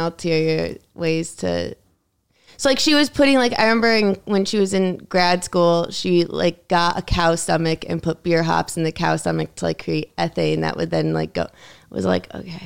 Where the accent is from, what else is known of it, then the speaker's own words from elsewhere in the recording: Connecticut, United States; also born or lived in New York City; my school was in Connecticut